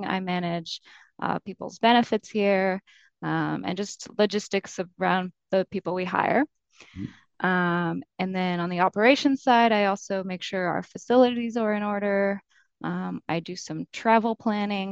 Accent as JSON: {"language": "English", "country": "France", "tie": "born or raised there", "also_born_or_lived": "London", "moved": "as an adult", "lives_now": "Boston, United States", "said": "I'm from France and I did the first few years of college in France."}